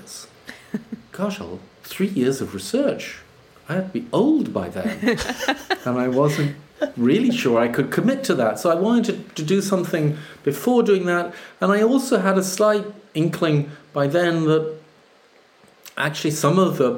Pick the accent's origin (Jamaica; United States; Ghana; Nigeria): Jamaica; now in United Kingdom; I grew up in Jamaica